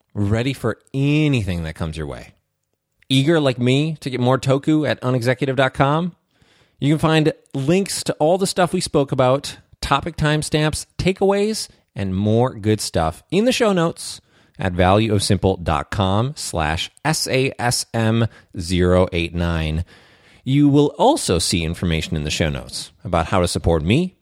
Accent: Minnesota, United States; I'm Minnesotan. I'm practically Canadian.

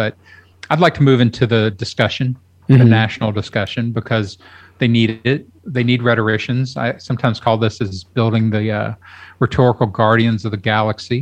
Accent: Kentucky, United States; now in Austin, United States; I grew up in Kentucky.

